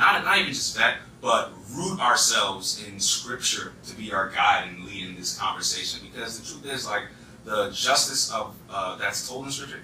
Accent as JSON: {"language": "English", "region": "East Coast", "country": "United States", "accent": "East Coast", "said": "my East Coast accent"}